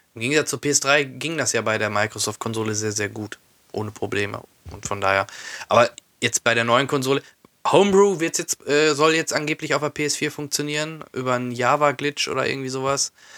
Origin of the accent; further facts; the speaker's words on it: Soest, North Rhine-Westphalia, Germany; bei uns da in Soest